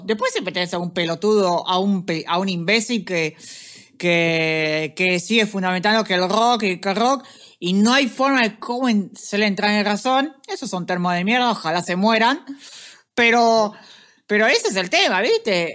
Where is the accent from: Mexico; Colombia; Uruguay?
Uruguay; Montevideo; yo vengo de, ah, Montevideo